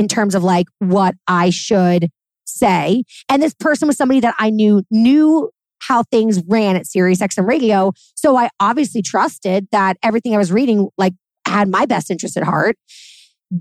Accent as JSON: {"language": "English", "town": "New York City", "region": "New York", "country": "United States", "said": "I'm a New Yorker."}